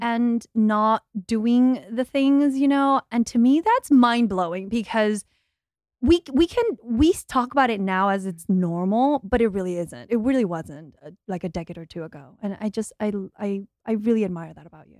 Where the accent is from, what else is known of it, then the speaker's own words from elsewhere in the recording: Australia; moved away; I'm the Aussie, like, I'm the one not from here